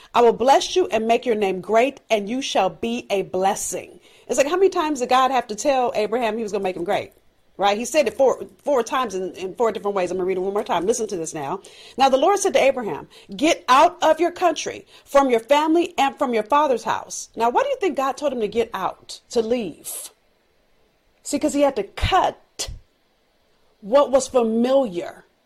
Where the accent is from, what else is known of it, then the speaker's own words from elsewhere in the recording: Los Angeles, California, United States; I'm from South Central L A. I've learned things growing up